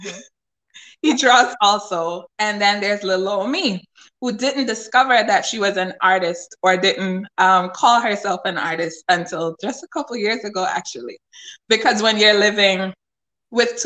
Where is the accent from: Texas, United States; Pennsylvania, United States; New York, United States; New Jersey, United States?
New York, United States; New York City; also born or lived in Jamaica; I'm originally from New York City. My family's from Jamaica.